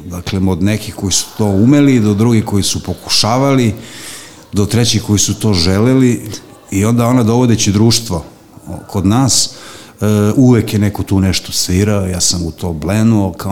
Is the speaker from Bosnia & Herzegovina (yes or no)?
no; Belgrade, Serbia; also born or lived in Banatski Karlovac, Banat; ja sam dete vračara tako što sam uh, od rođenja boravio na vračaru, a obzirom da sam rođen u Banatu